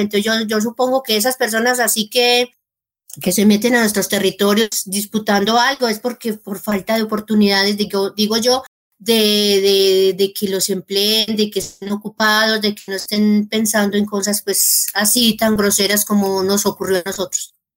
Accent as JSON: {"language": "Spanish", "town": "El Carmen de Viboral", "region": "Antioquia", "country": "Colombia", "also_born_or_lived": "Rionegro, Antioquia / Marinilla, Antioquia", "moved": "as an adult", "lives_now": "El Peñol, Colombia", "said": "Yo soy del Carmen de Viboral"}